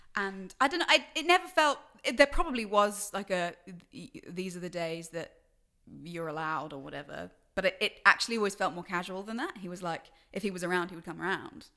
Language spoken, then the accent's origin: English; London, United Kingdom; also born or lived in New Zealand; I grew up in London and also a little bit of New Zealand